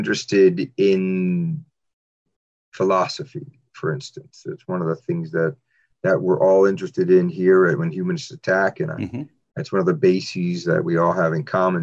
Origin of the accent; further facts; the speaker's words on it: New York City, New York, United States; I grew up in New York City